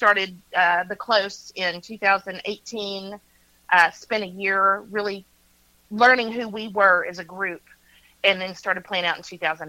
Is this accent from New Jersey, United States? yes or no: no; Oklahoma, United States; moved away as an adult; now in Nashville, United States; I'm from Oklahoma and he's from Georgia